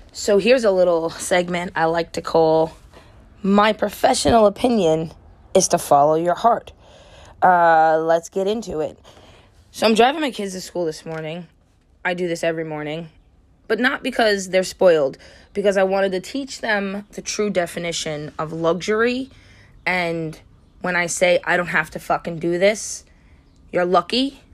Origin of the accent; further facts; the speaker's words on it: United States; I'm American